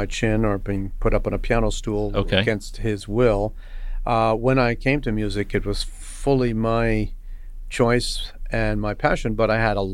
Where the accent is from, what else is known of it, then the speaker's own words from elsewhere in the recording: New York City, New York, United States; we grew up in Queens